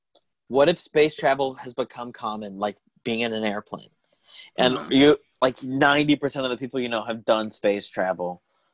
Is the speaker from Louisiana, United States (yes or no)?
no; Tucson, Arizona, United States; I grew up in Arizona